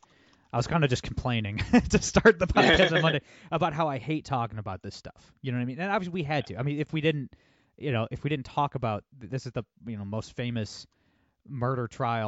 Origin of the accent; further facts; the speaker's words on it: Toledo, Ohio, United States; I'm from Toledo, Ohio